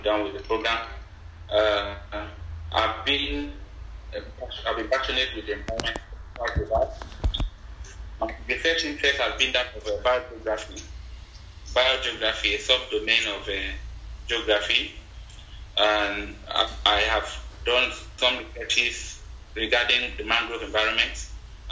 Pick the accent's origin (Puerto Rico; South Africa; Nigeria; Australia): Nigeria; southern Nigeria; I am from Nigeria, southern part of Nigeria